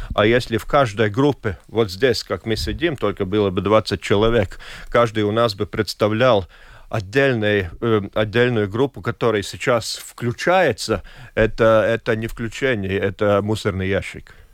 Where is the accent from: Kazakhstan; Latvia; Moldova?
Latvia; какой я латыш, как гражданин